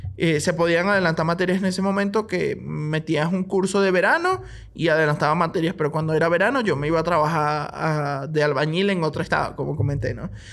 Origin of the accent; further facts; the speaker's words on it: Barquisimeto, Lara, Venezuela; moved away as an adult; also born or lived in Maracaibo, Venezuela; now in Bolivia; yo soy de Barquisimeto, Estado Lara